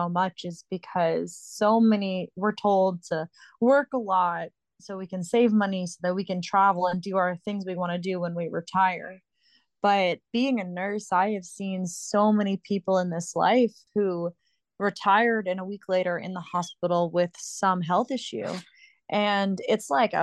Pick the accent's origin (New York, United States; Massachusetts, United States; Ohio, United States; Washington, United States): Massachusetts, United States; moved away; I grew up in Massachusetts. I lived there for pretty much most of my life.